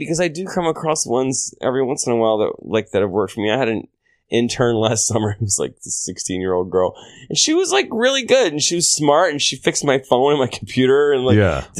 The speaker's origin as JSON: {"language": "English", "town": "New York City", "region": "New York", "country": "United States", "said": "I can't. Like, I'm a New Yorker."}